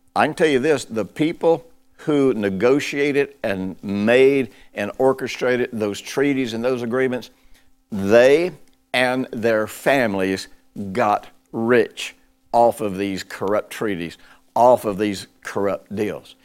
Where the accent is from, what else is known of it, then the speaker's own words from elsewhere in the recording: United States; I'm broadcasting this from the United States